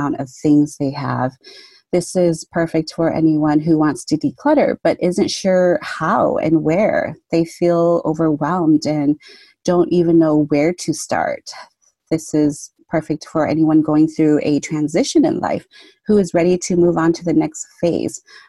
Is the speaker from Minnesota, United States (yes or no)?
yes; Twin Cities area, Minnesota, United States; I'm from the Twin Cities area, Minnesota.